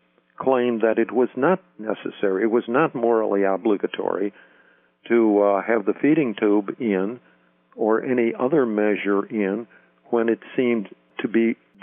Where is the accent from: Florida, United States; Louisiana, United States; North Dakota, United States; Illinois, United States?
Illinois, United States; Chicago; I grew up in Chicago, and I went to Catholic seminaries in Chicago, studied to be a priest in theology at the seminary in Mundelein, Illinois, and I was ordained in 1958.